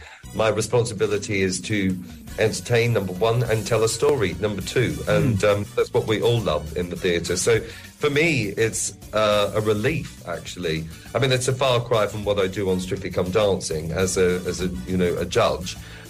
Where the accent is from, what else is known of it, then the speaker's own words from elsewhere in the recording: Australia; moved away; Obviously, my accent has changed quite considerably. But... definitely, when I go home, I get a bit more of an Australian drawl and twang. But I do miss Australia in that way.